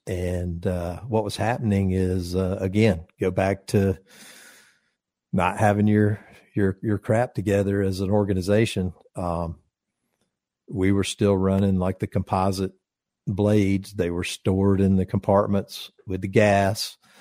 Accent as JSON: {"language": "English", "town": "Conyers", "region": "Georgia", "country": "United States", "tie": "born or raised there", "said": "my first apartment was in my hometown in Conyers"}